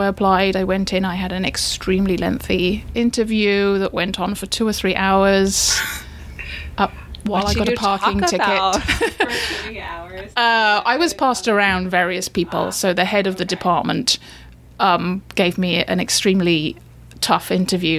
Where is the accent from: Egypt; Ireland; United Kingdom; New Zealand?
United Kingdom; England; moved away; as you can probably tell, I'm from England.